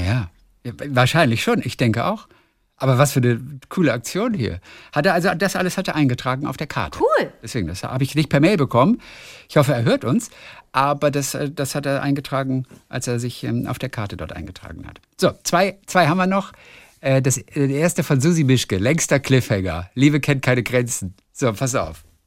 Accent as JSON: {"language": "German", "town": "Lübeck", "region": "Schleswig-Holstein", "country": "Germany", "tie": "born or raised there", "said": "Ist ja auch meine Heimatstadt"}